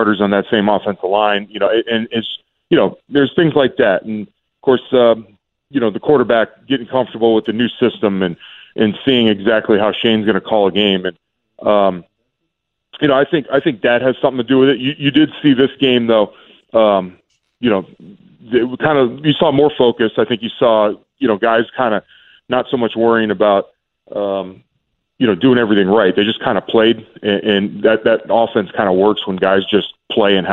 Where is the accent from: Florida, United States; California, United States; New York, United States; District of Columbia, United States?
Florida, United States; moved away as an adult; I was from Florida